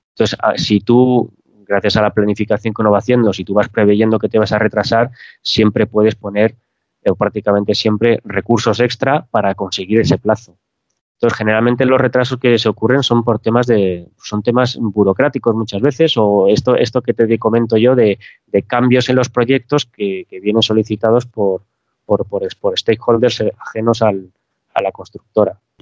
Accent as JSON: {"language": "Spanish", "country": "Spain", "said": "Los españoles somos muy directos hablando"}